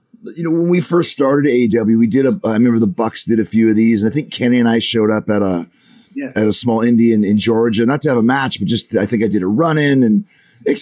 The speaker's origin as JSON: {"language": "English", "country": "Canada", "tie": "born or raised there", "said": "when I grew up, we had all the BBC shows on CBC"}